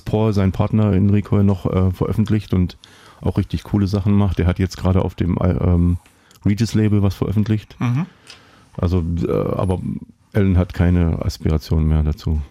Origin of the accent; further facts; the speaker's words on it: East Germany, Germany; ich bin im Osten aufgewachsen